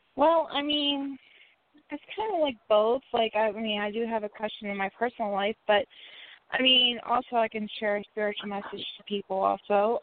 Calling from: West Virginia, United States; also born or lived in Indiana; I'm calling from West Virginia.

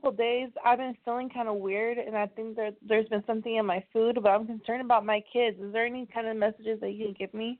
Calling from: Sacramento, California, United States

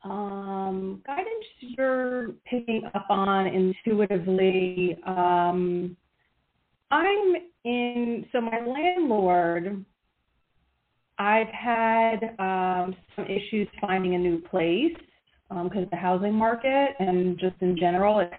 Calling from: Pennsylvania, United States; …, Pennsylvania.

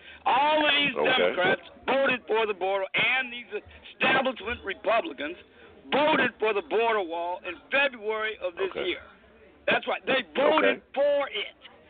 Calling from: Georgia, United States

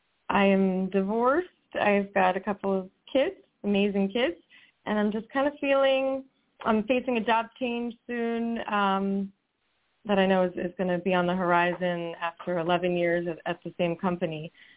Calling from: Chalfont, Pennsylvania, United States; I'm calling from Chalfont, Pennsylvania.

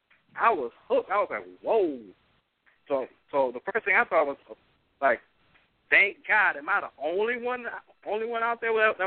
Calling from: Arlington, Texas, United States; Oh, I'm calling from Arlington, Texas.

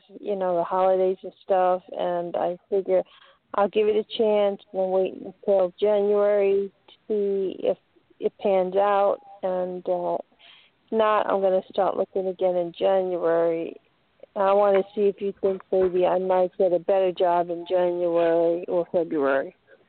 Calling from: Florida, United States; I'm from Florida.

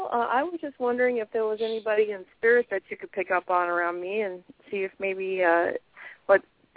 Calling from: Alaska, United States; I'm calling you from Alaska.

